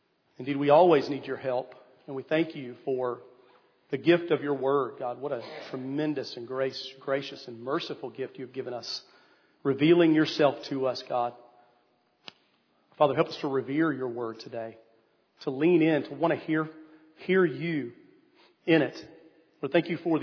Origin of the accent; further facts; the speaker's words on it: East Tennessee, United States; I grew up in East Tennessee